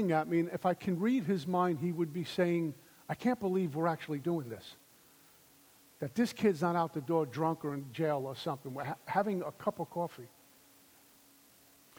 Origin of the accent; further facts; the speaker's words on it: New York City, New York, United States; also born or lived in Minnesota; I'm from Brooklyn